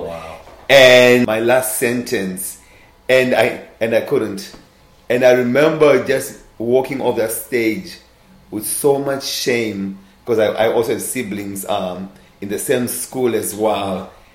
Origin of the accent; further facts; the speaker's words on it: Zimbabwe; born and raised in Zimbabwe